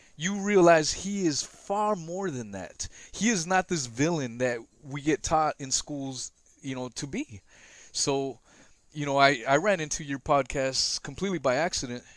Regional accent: West Coast, United States; I grew up in the West Coast

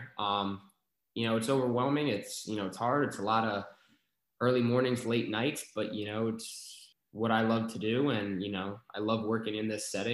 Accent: New York, United States; moved away as an adult; also born or lived in Arizona; now in Maryland, United States; I'm from New York

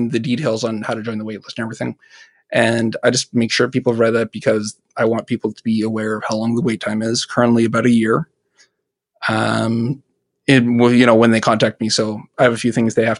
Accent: Canada; I'm from Canada.

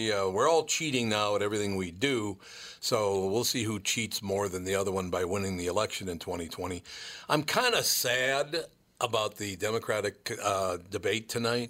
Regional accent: Minnesota, United States; There's Amy Klobuchar, and I know her because, you know, we're from Minnesota.

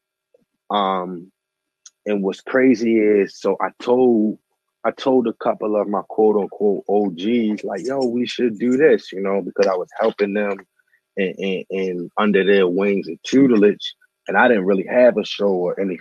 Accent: Baltimore, Maryland, United States; moved away as an adult; also born or lived in Randallstown / Atlanta / Las Vegas; I'm from Baltimore. I'm from East Baltimore

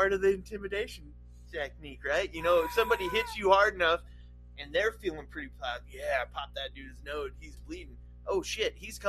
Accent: Nevada, United States; And a lot of it was where I lived growing up in Nevada, just the dry.

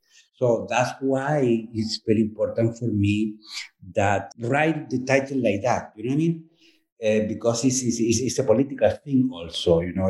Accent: Chile; English is a second language; moved away as an adult; now in New York, United States; Originally, I come from Chile, and I've been living in New York since the last century, 1995.

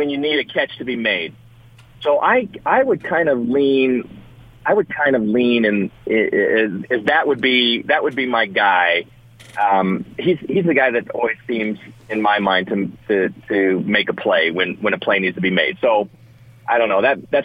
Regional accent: United States; I'm unabashedly American

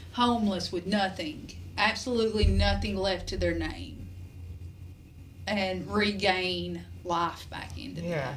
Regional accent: Mount Vernon, Kentucky, United States; I'm opening up a facility in my hometown, which is Mount Vernon, Kentucky, called Promises of Grace.

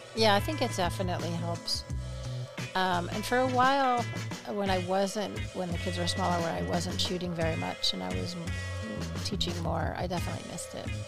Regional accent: Albany, New York, United States; accent: New York; moved away; I grew up in Albany

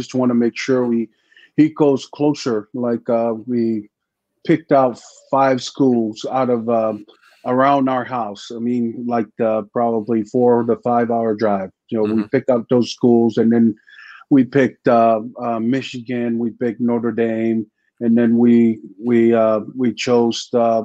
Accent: American Samoa; moved away as an adult; I came from American Samoa down in the Sub-Pacific

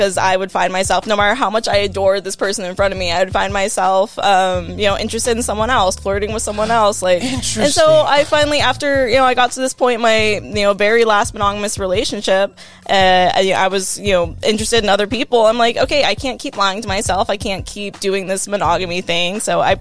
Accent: Southern California, United States; also born or lived in Illinois / Washington State; I grew up in Southern California, joined the Air Force so I could travel and see the world

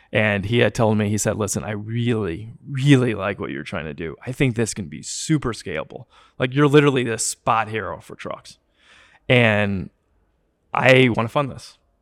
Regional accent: Wilmette, Illinois, United States; also born or lived in Chicago; I grew up in Wilmette

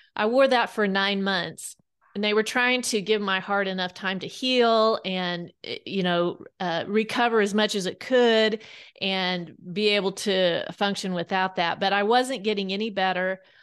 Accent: Kansas, United States; now in Bentonville, United States; I grew up in Kansas

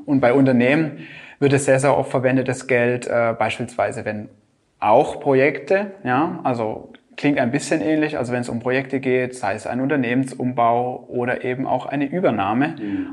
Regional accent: Germany; hier bei uns in Deutschland

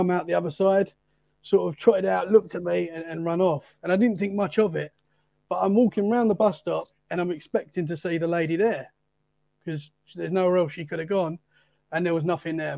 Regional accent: Essex, East of England, United Kingdom; moved away as an adult; now in Dorset, United Kingdom; I'm from London, pretty much. Essex, which is just outside London. So that's where I'm from.

